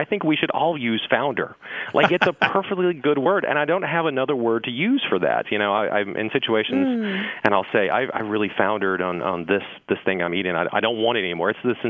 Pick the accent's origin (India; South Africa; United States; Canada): United States; southwestern Virginia; now in Haymarket, Virginia, United States; I'm not originally from Haymarket, Virginia. I'm from southwestern Virginia, the coal fields, Appalachian Virginia.